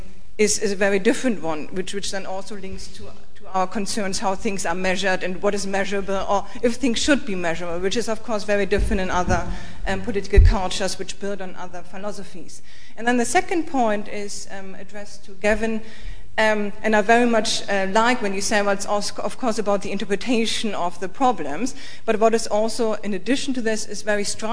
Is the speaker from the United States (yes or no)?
no; Germany; I'm coming from Germany.